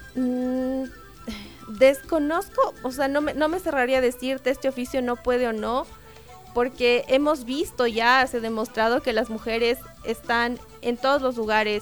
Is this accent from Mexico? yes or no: no; Ecuador; nosotros ecuatorianos